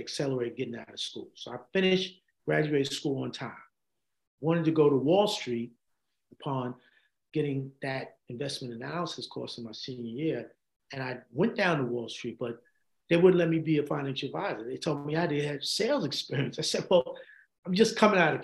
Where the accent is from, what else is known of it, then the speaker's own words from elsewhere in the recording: New York City, New York, United States; also born or lived in Poughkeepsie, New York; I'm a graduate from Stevenson High School in the Bronx